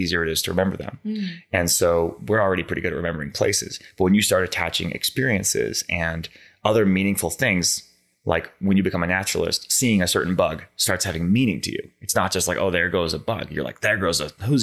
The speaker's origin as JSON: {"language": "English", "town": "Boston", "region": "Massachusetts", "country": "United States", "tie": "born or raised there", "moved": "yes", "lives_now": "Montana, United States", "said": "I grew up in the Boston metro area in Massachusetts, Eastern Mass."}